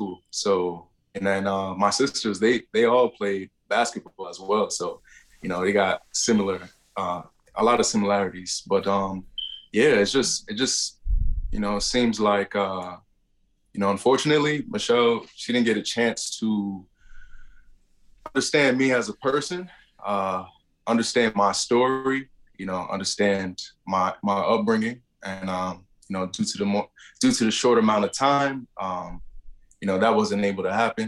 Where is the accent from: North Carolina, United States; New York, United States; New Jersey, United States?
New Jersey, United States; Woodland Park; also born or lived in Paterson, New Jersey; then grew up in Woodland Park, a town next over